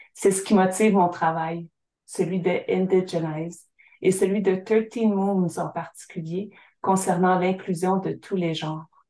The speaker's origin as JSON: {"language": "French", "area": "Syilx Nation", "region": "British Columbia", "country": "Canada", "tie": "born or raised there", "said": "de ma terre natale, la nation Sili, un endroit appelé Kulo, le lieu de la terre jaune. C'est ici que j'ai grandi"}